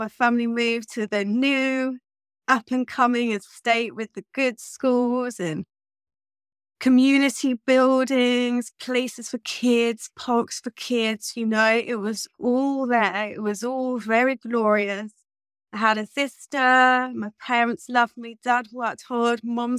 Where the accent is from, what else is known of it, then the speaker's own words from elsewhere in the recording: England, United Kingdom; born there; Growing up, I have to say, I was born in 1983 in England.